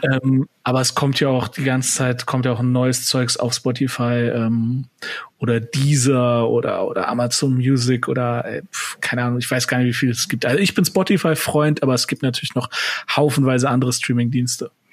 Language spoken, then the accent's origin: German; Cologne, North Rhine-Westphalia, Germany; Köln, ist, Köln ist meine Heimat